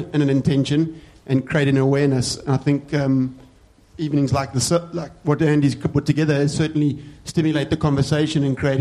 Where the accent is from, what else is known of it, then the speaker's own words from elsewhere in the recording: South Africa; I'm a South African, not Australian.